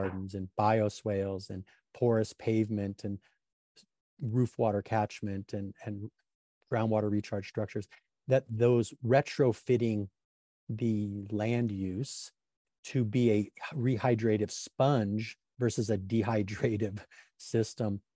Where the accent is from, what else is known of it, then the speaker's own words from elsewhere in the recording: Grand Tetons, Yellowstone, Wyoming, United States; now in Sonoma County, United States; I grew up around the Grand Tetons, Yellowstone, where there was a lot of beavers